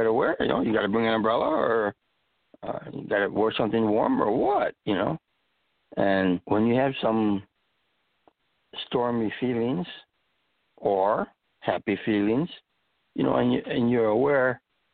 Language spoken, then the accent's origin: English; Chicago, Illinois, United States; moved away as an adult; also born or lived in Iowa / North Carolina; now in Central California, United States; I grew up and was raised in Chicago